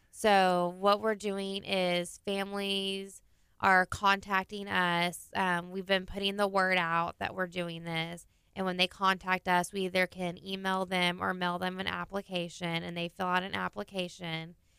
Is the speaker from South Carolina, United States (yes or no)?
no; Clear Lake, Texas, United States; I am from Clear Lake